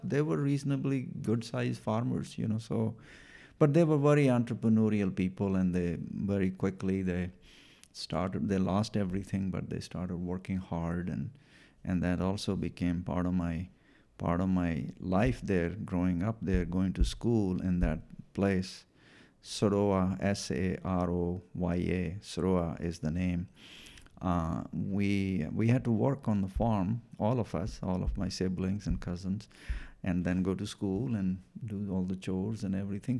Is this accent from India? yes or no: yes; Punjab, India; first language Punjabi; English is a second language; moved away as an adult; also born or lived in Washington, United States; now in Bothell, Washington, United States; I was born in India, in, uh, northern state, um, of Punjab